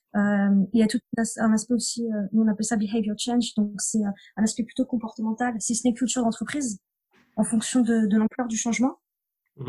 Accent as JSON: {"language": "French", "area": "near Clermont-Ferrand", "region": "Auvergne-Rhône-Alpes", "country": "France", "tie": "born or raised there", "said": "j'ai grandi en Auvergne, dans, dans, une petite commune à côté de Clermont-Ferrand"}